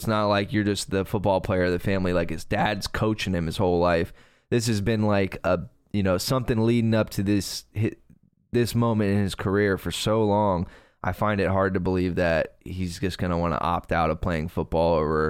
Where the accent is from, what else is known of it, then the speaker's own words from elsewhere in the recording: Fort Pierce, Florida, United States; I grew up in Fort Pierce next to a ranch for a hot minute, next to a dude who rode bulls and lost his teeth